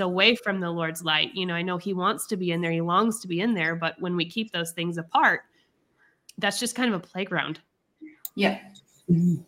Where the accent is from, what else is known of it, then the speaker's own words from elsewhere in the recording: United States; I'm American